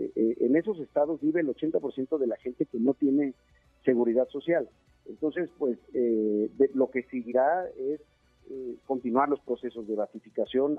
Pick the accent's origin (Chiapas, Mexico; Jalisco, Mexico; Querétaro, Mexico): Chiapas, Mexico; moved away as an adult; now in Mexico City, Mexico; somos chiapanecos, mi familia vive allá, Marifer, mis hijos, eh, mi casa está en Chiapas